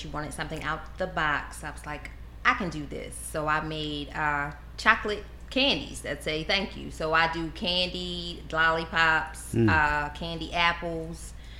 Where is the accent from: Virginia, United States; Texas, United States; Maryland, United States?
Maryland, United States; Baltimore